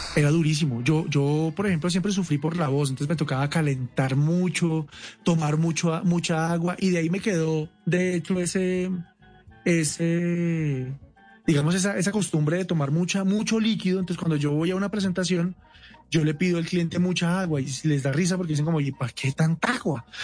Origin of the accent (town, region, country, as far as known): Colombia